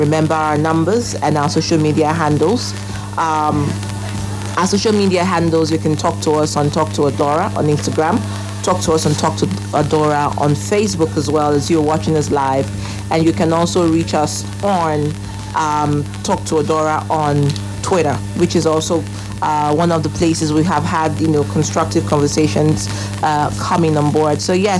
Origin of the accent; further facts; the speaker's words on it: Nigeria; it is not only emotional for me as a Nigerian